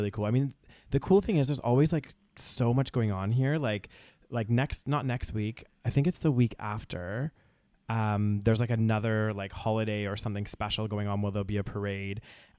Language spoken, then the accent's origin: English; Calgary, Alberta, Canada; from Calgary, especially like a very kind of, you know, nice sheltered little city, you know, that's, you know, all of these things.